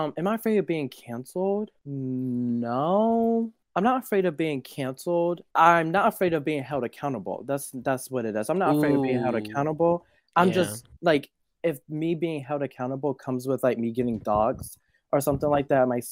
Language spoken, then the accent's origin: English; Nigeria; I'm just Nigerian